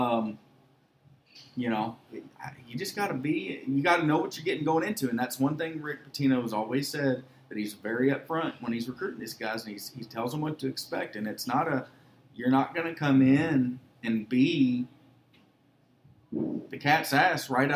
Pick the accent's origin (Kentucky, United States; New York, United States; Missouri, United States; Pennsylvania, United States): Kentucky, United States; Louisville; I grew up in West Louisville, the only white family on the street